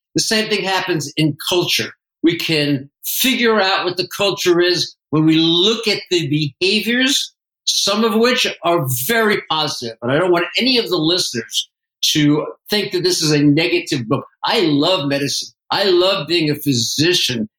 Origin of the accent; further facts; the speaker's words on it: East Coast, United States; moved away as an adult; I grew up on the East Coast